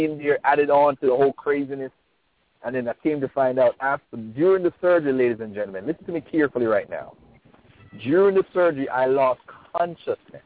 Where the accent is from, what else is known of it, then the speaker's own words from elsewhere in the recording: Jamaica; I'm from Jamaica